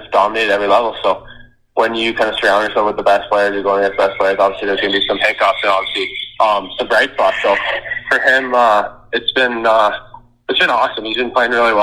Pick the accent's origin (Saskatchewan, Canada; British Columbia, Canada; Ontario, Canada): Saskatchewan, Canada; also born or lived in Seattle; now in Chicago, United States; I'm from Saskatchewan, so country's pretty big there